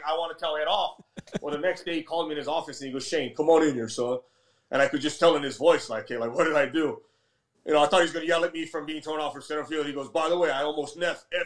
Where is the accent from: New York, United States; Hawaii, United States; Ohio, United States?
Hawaii, United States; moved away; also born or lived in Philadelphia; growing up in Hawaii